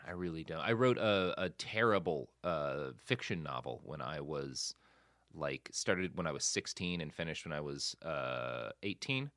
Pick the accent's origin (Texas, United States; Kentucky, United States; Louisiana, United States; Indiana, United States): Texas, United States; Plano; also born or lived in Oklahoma; now in Los Angeles, United States; I grew up so much in Plano